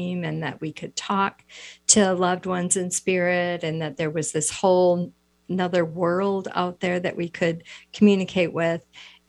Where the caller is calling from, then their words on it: Wisconsin, United States; I am in the Midwest. I'm in Wisconsin, so we're a couple hours later.